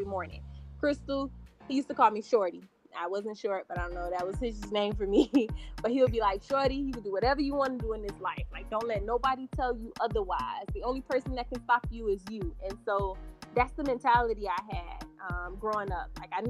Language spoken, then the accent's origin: English; Miami, Florida, United States; moved away as an adult; now in Houston, United States; I am from Miami, Florida, born and raised. Not the Miami that you guys see on TV, but I was born and raised on 51st Street, which is in Liberty City.